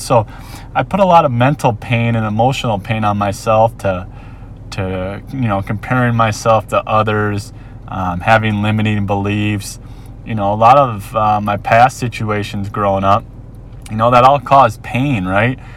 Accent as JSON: {"language": "English", "region": "Minnesota", "country": "United States", "tie": "born or raised there", "moved": "as an adult", "lives_now": "Ewa Beach, United States", "said": "born and raised in Minnesota"}